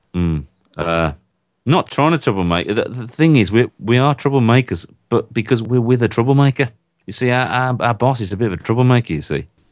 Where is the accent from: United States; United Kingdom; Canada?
United Kingdom; Birmingham, West Midlands; I come from Northfield in Birmingham in a, in a country called England, a long, long way away.